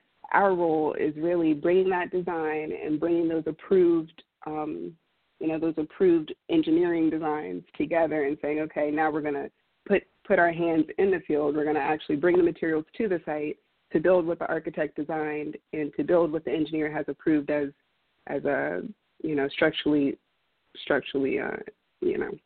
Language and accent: English; Southern Maryland, United States; moved away as an adult; also born or lived in Houston, Texas; I was born and raised in Southern Maryland and moved to Houston on an academic scholarship to get my education